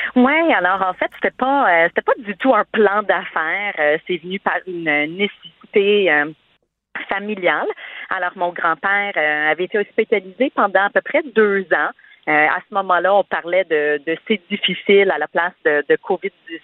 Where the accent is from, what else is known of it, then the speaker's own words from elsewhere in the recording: Saint-Bruno-de-Montarville, Quebec, Canada; first language English; French is a second language; Je peux pas le cacher, mais je viens du Québec